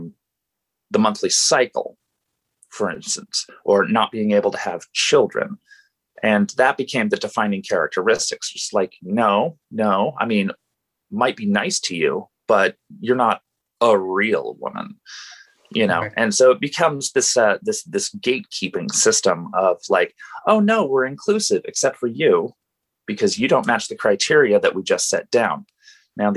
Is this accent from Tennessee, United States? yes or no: no; Portland, Oregon, United States; I've grown up in Portland in the Pacific Northwest